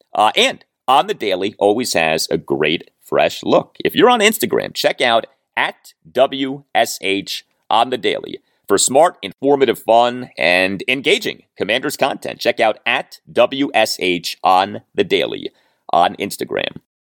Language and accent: English; Washington, District of Columbia, United States; also born or lived in Rockville, Maryland / College Park, Maryland; I have lived in the Washington, D C area my entire life. I was born in Georgetown University Hospital